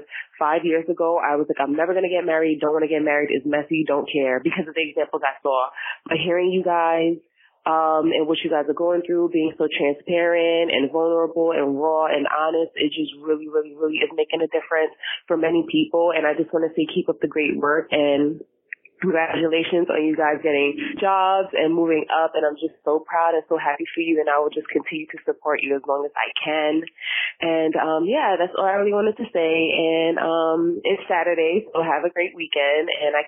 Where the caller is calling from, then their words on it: New York, United States; I'm calling from New York. You guys should know me by now.